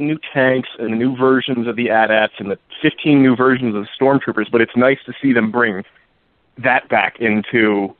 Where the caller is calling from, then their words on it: Ohio, United States; Hey, guys. This is